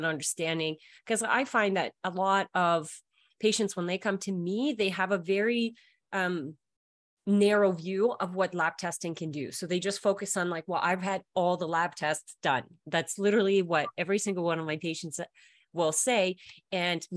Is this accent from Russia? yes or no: yes; Russia; moved away; I was born in Russia